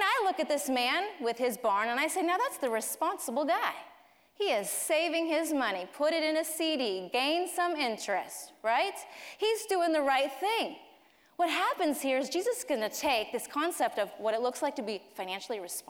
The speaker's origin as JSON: {"language": "English", "town": "Colorado Springs", "region": "Colorado", "country": "United States", "tie": "born or raised there", "moved": "yes", "said": "Colorado Springs is my hometown"}